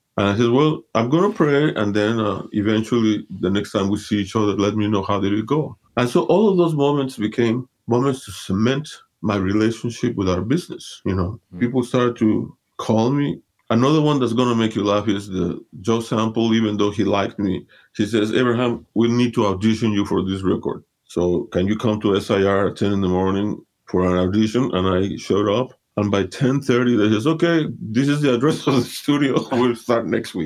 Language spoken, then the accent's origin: English; Mexico City, Mexico; I was born and raised in Mexico City, Mexico. My parents are from Honduras, Central America